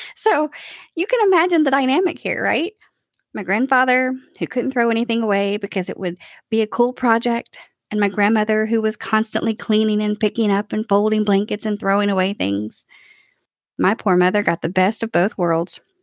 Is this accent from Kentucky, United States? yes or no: yes; Kentucky, United States; now in Nashville, United States; I was born and raised in Kentucky